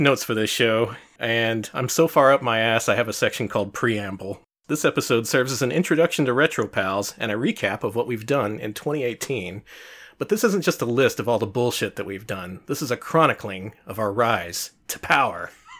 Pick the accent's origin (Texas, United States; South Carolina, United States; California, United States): Texas, United States; San Antonio; born there; now in Austin, United States; I was born in San Antonio. I moved to Austin a few years back to go to UT.